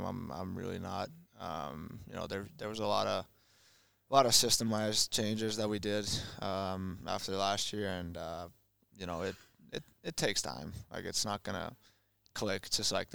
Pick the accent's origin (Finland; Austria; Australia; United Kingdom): Finland; moved away as an adult; also born or lived in Winnipeg, Canada; now in Columbus, United States; in my hometown, Florida